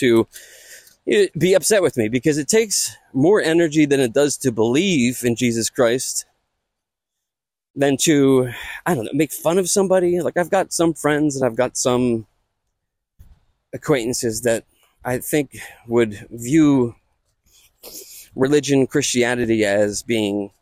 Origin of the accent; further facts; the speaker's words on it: Conshohocken, Pennsylvania, United States; accent: Conshohocken; my Conchacan accent